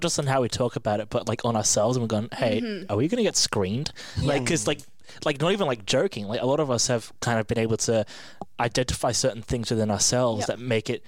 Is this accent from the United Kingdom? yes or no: yes; England, United Kingdom; now in Australia; I'm from England, right, and you've got a billion different accents